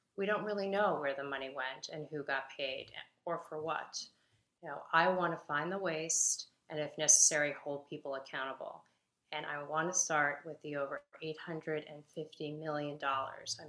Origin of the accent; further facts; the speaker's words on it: Long Island, New York, United States; moved away as an adult; now in New York City, United States; I grew up on Long Island